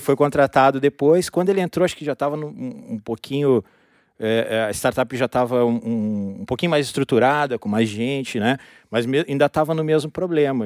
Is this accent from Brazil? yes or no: yes; Rio Grande, Rio Grande do Sul, Brazil; Eu sou natural de Rio Grande, interior aqui do Rio Grande do Sul.